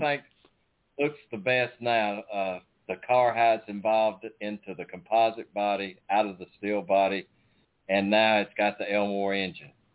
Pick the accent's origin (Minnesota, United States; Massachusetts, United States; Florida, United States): Florida, United States; now in Alabama, United States; I was born in Florida, but I live in Alabama